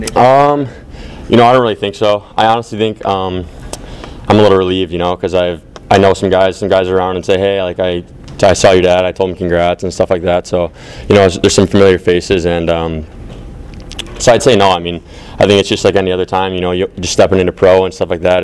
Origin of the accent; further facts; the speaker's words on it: Detroit, Michigan, United States; my, my hometown and the place I've grown up